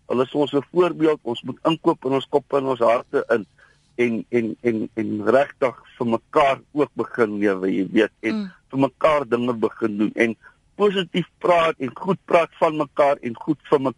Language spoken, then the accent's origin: Afrikaans; South Africa; ek is eers 'n Suid-Afrikaner en dan is ek 'n Afrikaner wat Afrikaans praat en wat blank is.